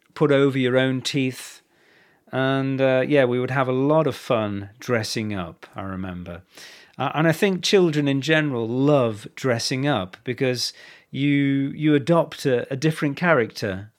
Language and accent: English; England, United Kingdom; born or raised there